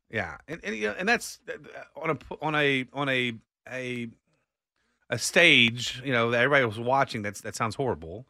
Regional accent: Austin, Texas, United States; born and raised in Austin

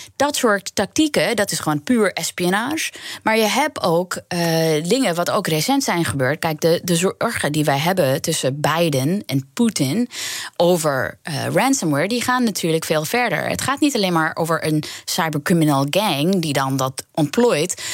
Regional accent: New York, United States; moved away as an adult; also born or lived in Queens; now in Netherlands; ik ben opgegroeid in Amerika, pas naar Nederland gekomen toen ik 24 was

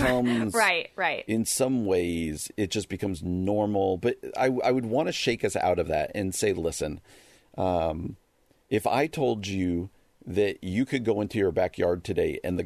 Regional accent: New Jersey, United States; I grew up in New Jersey

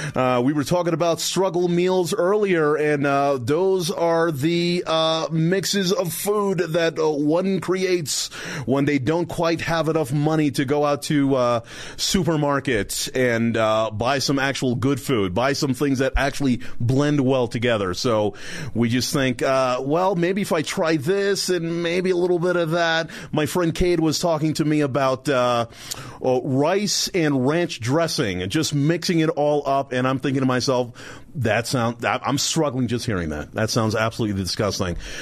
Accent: New York City, New York, United States; Brooklyn, New York.

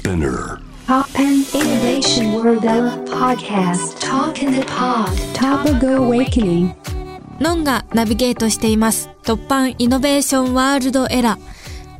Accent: Hyogo, Japan; moved away; もともと出身が兵庫県で

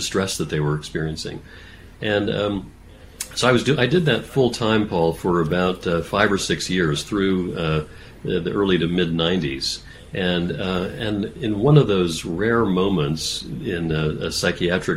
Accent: Texas, United States; moved away as an adult; also born or lived in Massachusetts; I went back to medical school in my home state of Texas

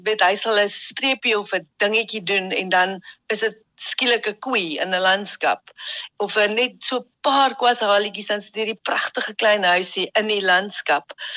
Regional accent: Ladysmith, KwaZulu-Natal, South Africa; moved away; Jet, Karen en ek het in Ladysmith in KwaZulu-Natal groot geword

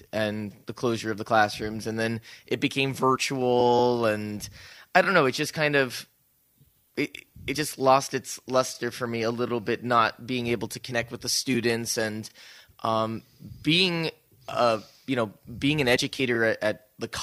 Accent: New Jersey, United States; also born or lived in Chicago / New Orleans; now in Saugatuck, Michigan, United States; I'm born and bred in New Jersey

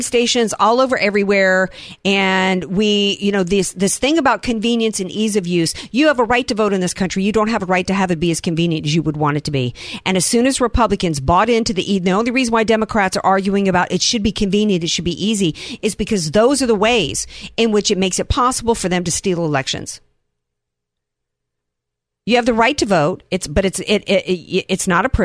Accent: the Gulf Coast, the South, United States; I was from there and grew up in the Gulf Coast

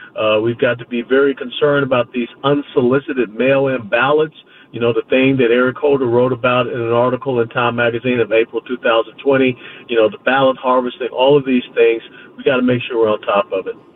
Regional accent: Georgia, United States; I was born and raised in Georgia

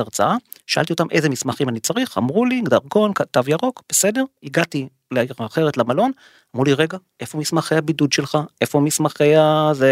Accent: Israel

